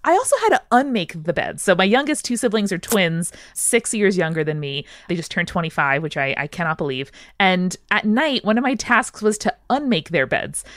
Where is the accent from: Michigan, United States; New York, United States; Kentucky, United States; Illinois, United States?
New York, United States; Long Island; I grew up in the suburbs of New York City on Long Island